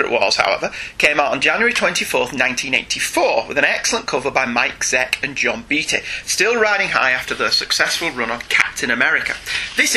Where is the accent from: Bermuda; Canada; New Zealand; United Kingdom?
United Kingdom; we are British